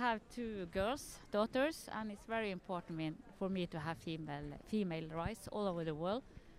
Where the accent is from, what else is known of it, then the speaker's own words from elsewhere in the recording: Oslo, Norway; I'm from Oslo.